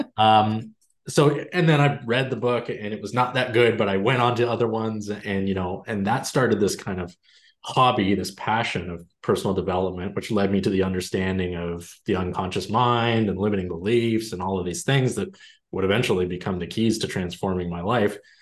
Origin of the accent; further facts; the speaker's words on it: Canada; I'm Canadian